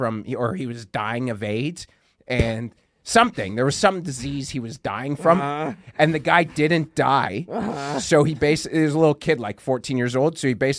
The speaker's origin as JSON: {"language": "English", "town": "Toronto", "region": "Ontario", "country": "Canada", "moved": "yes", "said": "I'm from Toronto"}